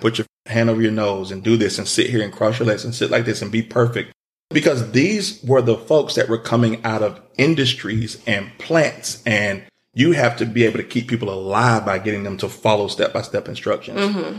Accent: the South, United States; you know, we're from the South. We drink lemonade and sweet tea.

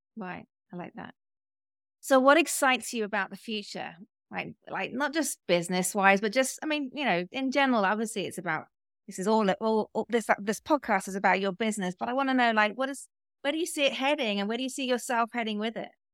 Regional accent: United Kingdom; now in United States; me being British

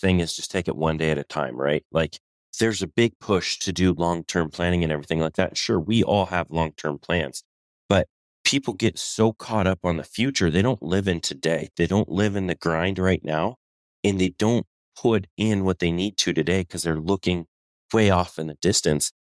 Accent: Colorado, United States; moved away; also born or lived in Southern California; I'm originally from Colorado

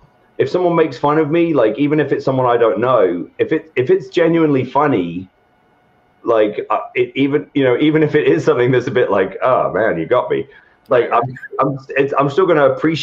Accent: England, United Kingdom; especially where I grew up in England, it's not the prevailing mentality at all, and I never felt like I fit in there

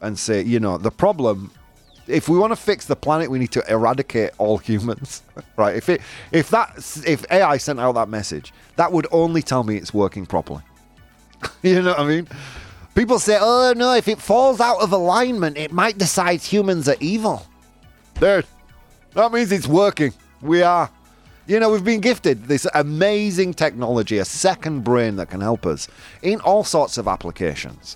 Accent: United Kingdom; I'm British.

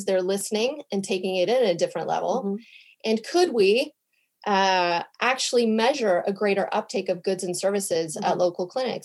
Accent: United States; now in Stockholm, Sweden; I'm American

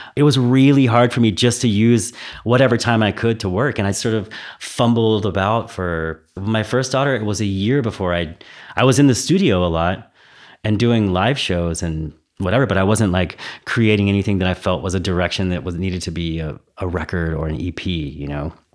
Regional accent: Texas, United States; now in Berlin, Germany; I'm from Texas, so I, you know, I was born in Texas

